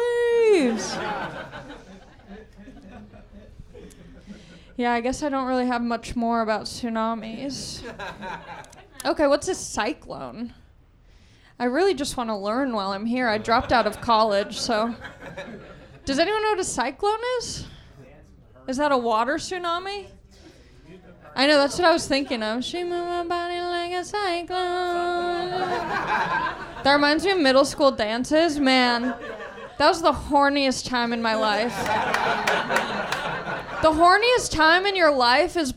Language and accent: English; Southern California, United States; I grew up in Southern California